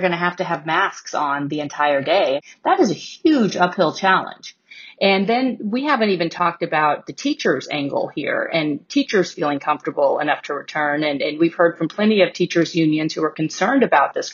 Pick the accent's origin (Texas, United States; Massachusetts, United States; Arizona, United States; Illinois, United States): Texas, United States; Houston; moved away; So I grew up in Houston